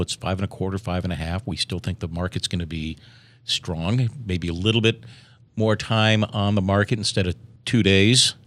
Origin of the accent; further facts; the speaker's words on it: Chicago, Illinois, United States; now in San Diego, United States; both of us, both of us growing up in Chicago